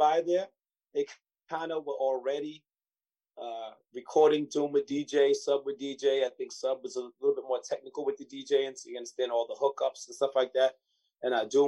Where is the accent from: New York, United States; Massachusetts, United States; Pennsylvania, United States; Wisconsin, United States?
New York, United States; Long Beach; I was born and raised in Long Beach